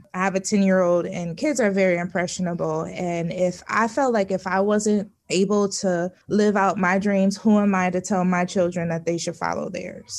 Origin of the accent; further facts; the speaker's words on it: Connecticut, United States; also born or lived in Nashville, Tennessee; I went to school in Nashville and I'm from Connecticut